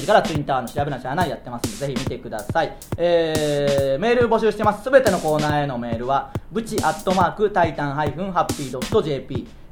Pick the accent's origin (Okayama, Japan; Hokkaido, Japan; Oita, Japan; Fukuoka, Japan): Okayama, Japan; Tsuyama; 僕らの地元である岡山県、津山市